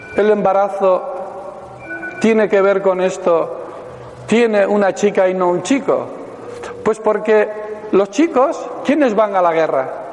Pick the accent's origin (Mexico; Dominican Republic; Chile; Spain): Spain; Pamplona, Navarre; soy de Pamplona, vivo allí